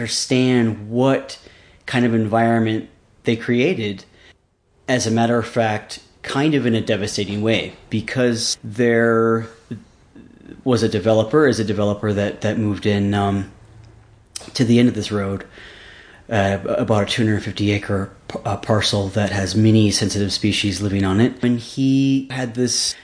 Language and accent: English; Seattle, Washington, United States; also born or lived in Los Angeles, California / Alaska / Minnesota / north of San Francisco, California; now in Youngsville, United States; I was actually born in the LA region, and as a very young kid, I moved to Seattle, where I was raised for the most part, and a little bit in Alaska and also in Minnesota.